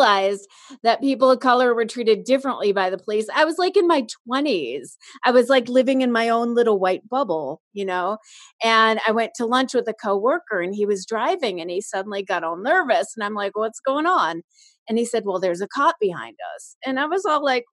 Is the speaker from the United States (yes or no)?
yes; Chicago, Illinois, United States; moved away; also born or lived in Los Angeles; I grew up in Chicago and then I moved